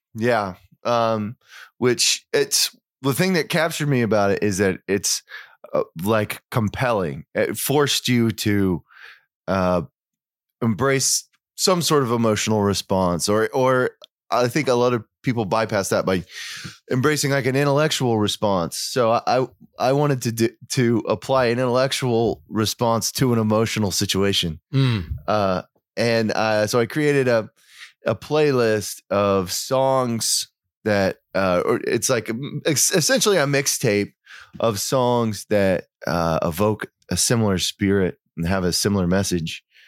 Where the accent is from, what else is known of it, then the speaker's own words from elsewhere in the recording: Oklahoma, United States; also born or lived in Europe; I grew up in Oklahoma. I, li- I live there now, but I've lived in Europe